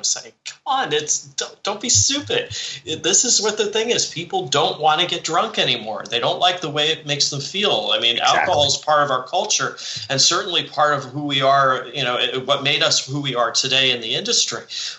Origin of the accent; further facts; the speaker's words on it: Morristown, New Jersey, United States; he grew up in Livingston. I grew up in Morristown. They're right next to each other.